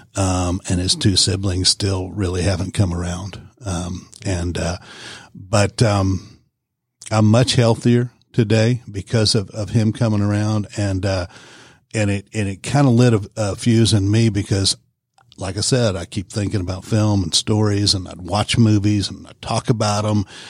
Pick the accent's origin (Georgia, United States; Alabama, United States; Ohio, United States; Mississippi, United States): Georgia, United States; Warner Robins; moved away; also born or lived in Knoxville, Tennessee; I'm originally from Warner Robins, Georgia